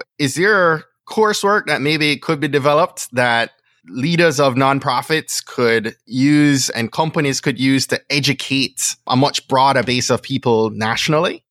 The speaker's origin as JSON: {"language": "English", "country": "Jamaica", "tie": "born or raised there", "moved": "yes", "said": "I grew up in Jamaica in a family of love"}